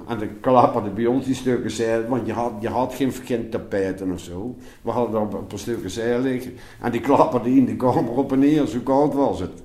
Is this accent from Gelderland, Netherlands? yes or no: yes; Nijmegen, Gelderland, Netherlands; accent: Nijmeegs; daar ben ik opgegroeid